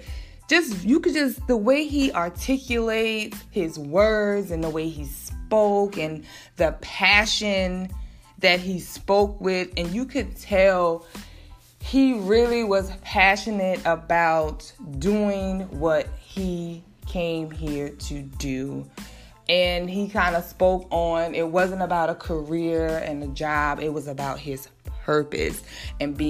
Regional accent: South Carolina, United States; I'm from South Carolina

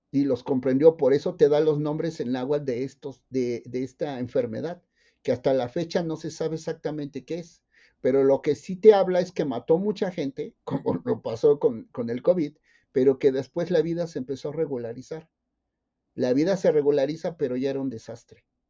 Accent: Isthmus of Tehuantepec, Oaxaca, Mexico; moved away; soy, soy nativo, originario del istmo de Tehuantepec

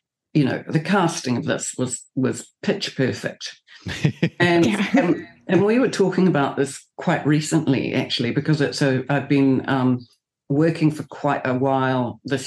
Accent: New Zealand; I'm a New Zealander

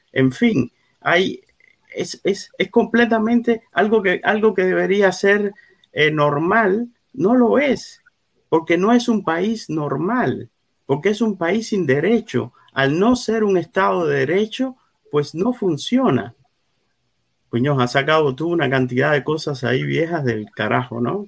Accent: Cuba; moved away as an adult; Y yo me fui de Cuba

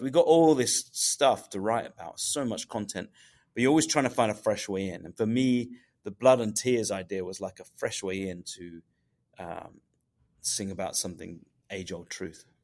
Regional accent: England, United Kingdom; I'm from England

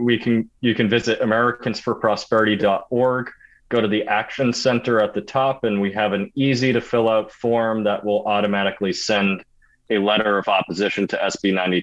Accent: Hollis, New Hampshire, United States; I'm a native Granite Stater. I was born and raised in Hollis

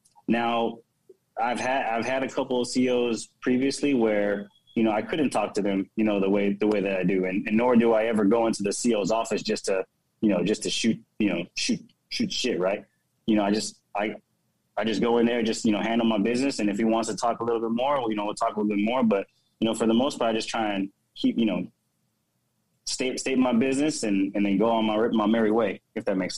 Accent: Philippines; me coming up, you know, as a Filipino.

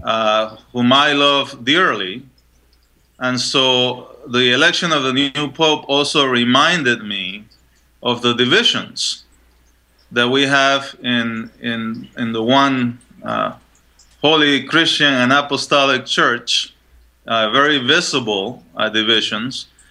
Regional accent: Panama; moved away; also born or lived in Chile; I was born in Chile, so just uh, next door, um, and I was raised in Panama.

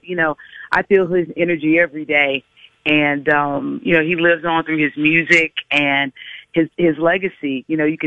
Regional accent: Greensboro, North Carolina, United States; You know, I'm from a small town. I'm from Greensboro, North Carolina.

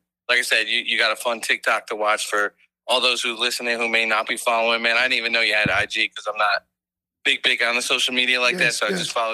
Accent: New Jersey, United States; now in Cincinnati, United States; So I live in Cincinnati, but I'm from Jersey

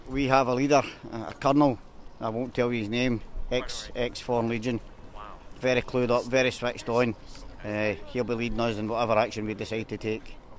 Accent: Glasgow, Scotland, United Kingdom; I'm from Glasgow

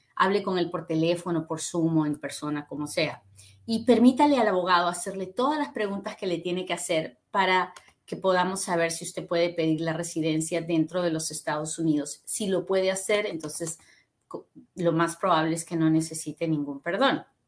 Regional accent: Peru; now in United States; yo soy peruana también

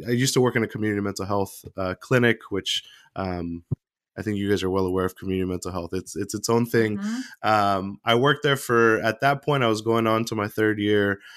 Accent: San Jose, California, United States; moved away as an adult; now in Oregon, United States; I'm originally from the San Jose Bay Area in California. I've been in Oregon now

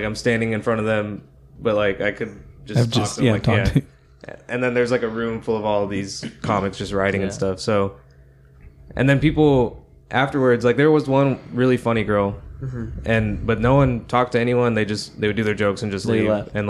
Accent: Temple, Texas, United States; I grew up in the Temple Belton area

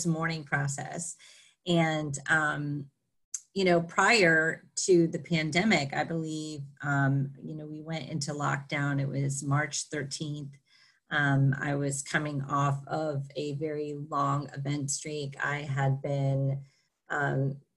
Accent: Florida, United States; So I grew up in Florida. I grew up in a very small town in Florida, right in between Daytona Beach and St. Augustine

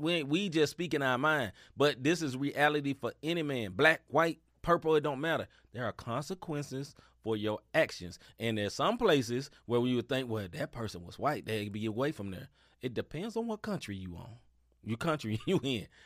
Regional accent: United States; I'm American.

